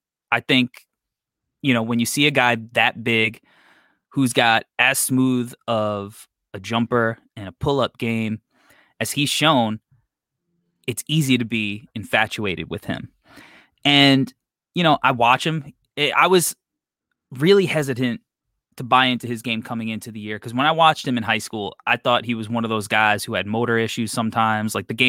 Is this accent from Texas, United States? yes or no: no; New York, United States; I'm from New York.